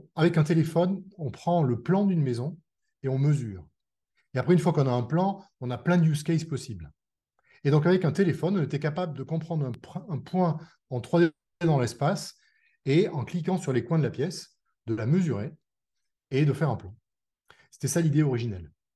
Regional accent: France; on est des Français

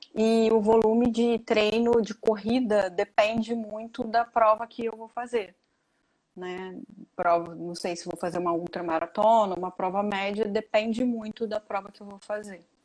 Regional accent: Niterói, Rio de Janeiro, Brazil; eu sou de Niterói, Rio de Janeiro

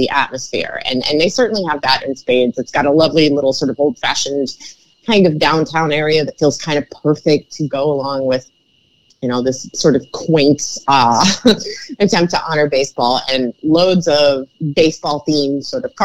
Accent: Cleveland, Ohio, United States; where I grew up in Cleveland

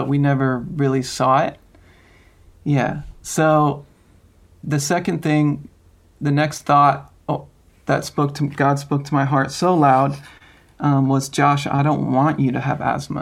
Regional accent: Long Island, New York, United States; I grew up in Long Island, New York

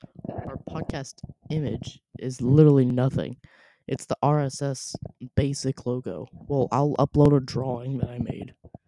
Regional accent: Louisville, Kentucky, United States; also born or lived in Sanford, North Carolina; I was born in Sanford, North Carolina, where we lived in an apartment. Then we moved to Louisville and lived in an apartment.

